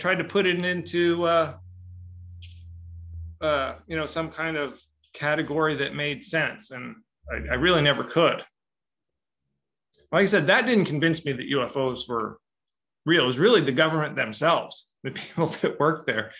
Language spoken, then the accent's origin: English; Long Beach, California, United States; I'm from Long Beach, where there's anytime you look up, there's like three helicopters